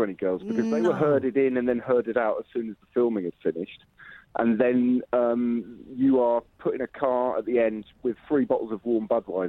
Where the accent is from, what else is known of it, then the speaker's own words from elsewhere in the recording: Shaftesbury, South West England, United Kingdom; now in London, United Kingdom; now that is my hometown.